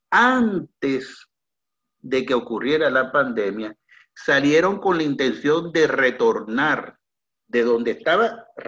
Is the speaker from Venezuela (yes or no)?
yes; Venezuela; en el único lugar donde yo puedo demostrar que soy venezolano, que es mi cédula de identidad